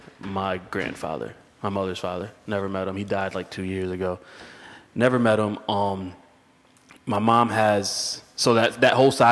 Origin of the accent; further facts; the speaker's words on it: Waterbury, Connecticut, United States; My mother's white, obviously. My father's black. I grew up off of Willow Street, Plaza Ave in Waterbury.